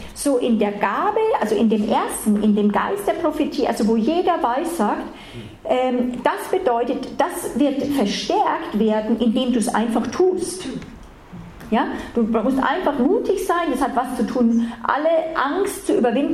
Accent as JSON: {"language": "German", "country": "Germany", "said": "für uns nicht so wohlanständig, oft als Deutsche"}